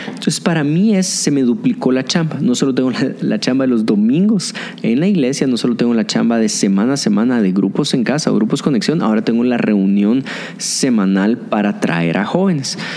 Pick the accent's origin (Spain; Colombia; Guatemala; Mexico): Guatemala; mi gente guatemalteca